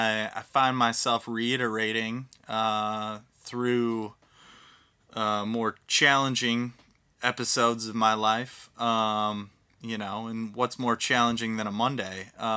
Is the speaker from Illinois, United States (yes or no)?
no; Virginia, United States; born there; now in Ann Arbor, United States; I was born in Virginia, proud son of Virginia, but I love Ann...